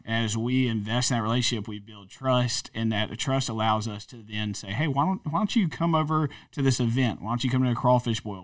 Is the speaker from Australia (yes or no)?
no; North Louisiana, United States; moved away; I guess really North Louisiana, but I spent twelve years in South Louisiana.